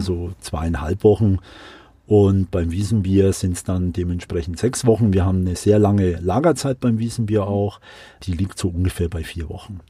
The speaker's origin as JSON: {"language": "German", "town": "Würzburg", "region": "Bavaria", "country": "Germany", "moved": "as an adult", "lives_now": "Munich, Germany", "said": "Ich komme äh, ursprünglich aus Würzburg, also eher eine Weingegend, Unterfranken"}